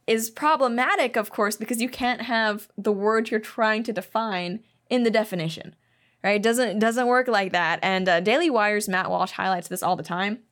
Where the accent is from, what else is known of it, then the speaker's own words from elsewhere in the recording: Hong Kong; moved away; also born or lived in Shanghai, China; I grew up in Hong Kong